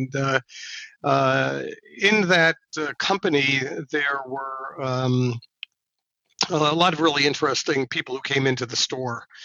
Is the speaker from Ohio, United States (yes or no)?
no; Mamaroneck, New York, United States; also born or lived in Manhattan, New York / Worcester, Massachusetts; my parents did move up to the suburbs north of New York City in a town called Mamaroneck, and in Westchester County. And I grew up there